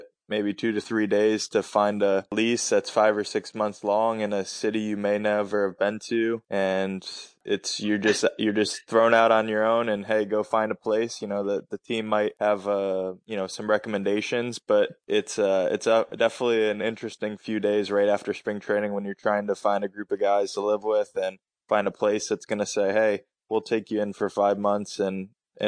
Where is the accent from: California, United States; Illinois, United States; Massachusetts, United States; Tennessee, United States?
Massachusetts, United States; growing up in Massachusetts